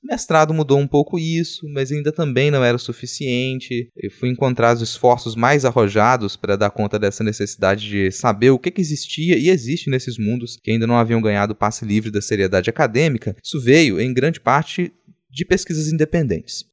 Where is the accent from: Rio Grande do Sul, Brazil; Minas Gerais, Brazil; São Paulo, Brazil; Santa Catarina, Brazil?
Minas Gerais, Brazil; interior of; moved away as an adult; now in Vitória, Brazil; quando eu vim morar em Vitória, aqui no Espírito Santo. Eu vim do interior de Minas